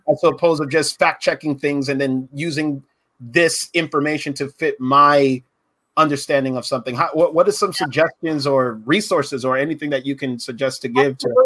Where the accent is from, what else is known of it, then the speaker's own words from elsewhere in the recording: Pine Hills, Florida, United States; I grew up in Pine Hills. I was the only light skinned Puerto Rican boy there